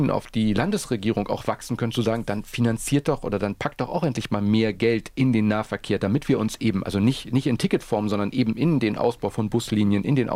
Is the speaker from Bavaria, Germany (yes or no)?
no; Berlin, Germany; glaube ich, immer wieder auch als Berliner sagen, das kriegt man immer wieder zu hören